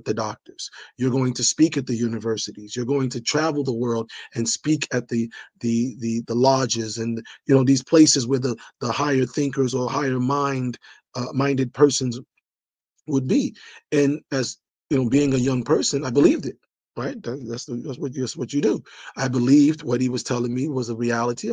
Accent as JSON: {"language": "English", "town": "New York City", "region": "New York", "country": "United States", "tie": "born or raised there", "also_born_or_lived": "Liberia", "accent": "New York", "said": "I sound New York, you know, I grew up there from 3 years old"}